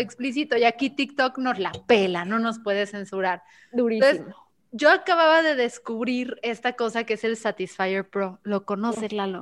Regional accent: Guadalajara, Jalisco, Mexico; aquí somos tapatíos

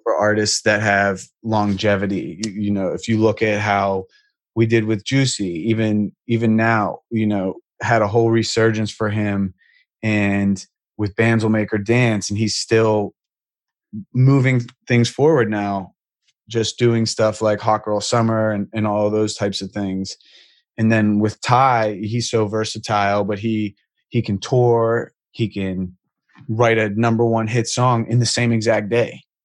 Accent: Pittsburgh, Pennsylvania, United States; I'm from Pittsburgh. So in high school, I was in a band

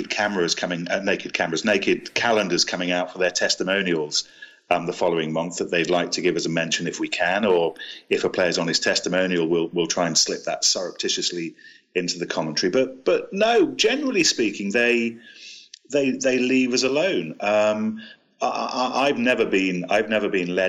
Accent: Leicester, East Midlands, United Kingdom; I grew up in Leicester, and I grew up on the terraces at Welford Road

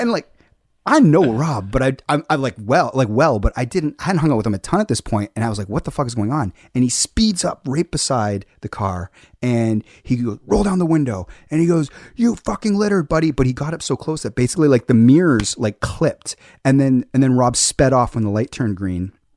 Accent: Hamilton, Ontario, Canada; being myself as a Canadian and in a foreign land

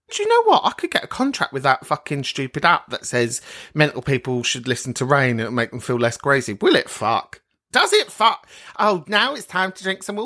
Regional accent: London, United Kingdom; I am from Northwest London.

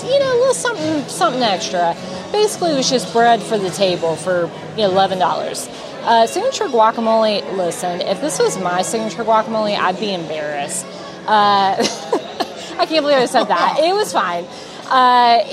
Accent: the South, United States; I'm from the South

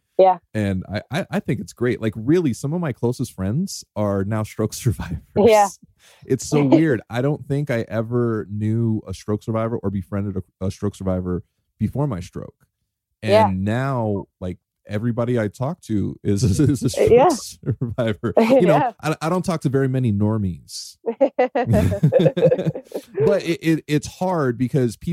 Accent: California, United States; also born or lived in New York; I was a New York transplant. I came to California when I was around 8, 9, 10, right around that time. So like I've been here the majority of my life.

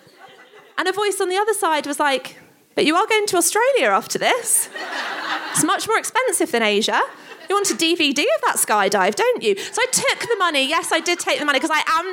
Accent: Stevenage, East of England, United Kingdom; we're from Stevenage

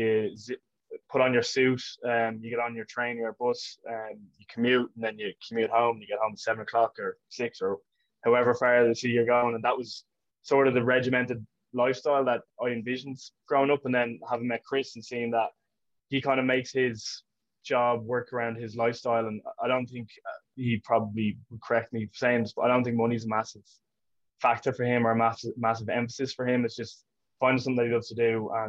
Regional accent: Portmarnock, Leinster, Ireland; grew up in Portmarnock, in North County Dublin.

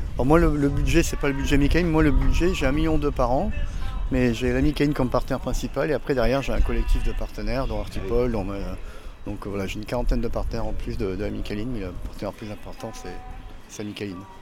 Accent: Arcachon, Nouvelle-Aquitaine, France; Quand j'étais jeune à Arcachon

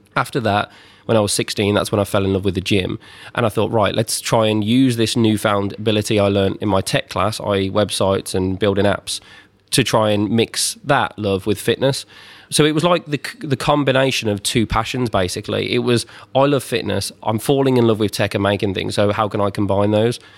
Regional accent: twenty minutes from the Birmingham NEC, West Midlands, United Kingdom; about twenty minutes from where I grew up in the Birmingham N E C

